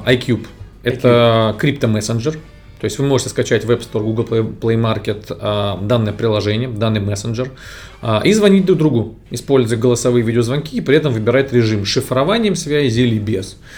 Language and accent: Russian; Moscow, Russia; Я родился в Москве